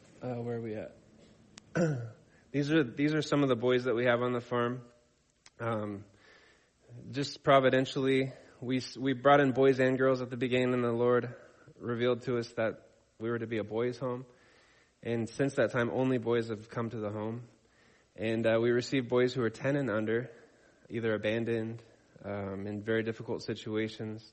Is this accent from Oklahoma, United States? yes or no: no; La Pine, Oregon, United States; moved away; I grew up in Lapine, Oregon.